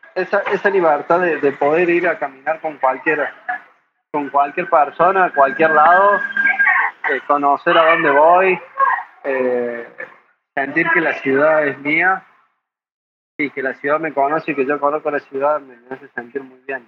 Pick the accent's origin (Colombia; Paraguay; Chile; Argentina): Argentina; Córdoba; moved away as an adult; now in Tijuana, Mexico; soy de Córdoba, Argentina